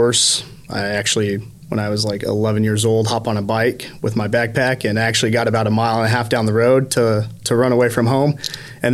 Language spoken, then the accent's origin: English; Bloomfield, New Mexico, United States; also born or lived in Morristown, New Jersey / Phoenix, Arizona; now in Dallas, United States; I did middle school and high school, everything basically in New Mexico. When I was 10, my mom decided to pick up and move to New Mexico.